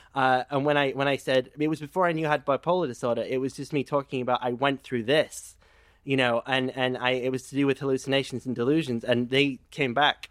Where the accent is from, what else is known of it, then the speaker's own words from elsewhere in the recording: England, United Kingdom; I'm, I'm English